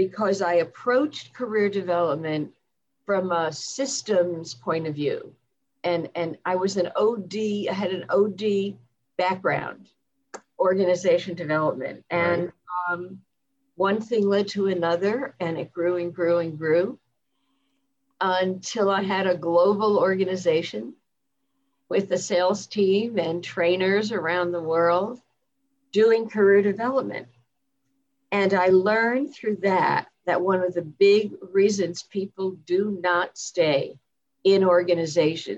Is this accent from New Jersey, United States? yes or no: yes; New Jersey, United States; moved away as an adult; also born or lived in Washington, D.C. area; I grew up in New Jersey. So I am a Jersey girl, born and bred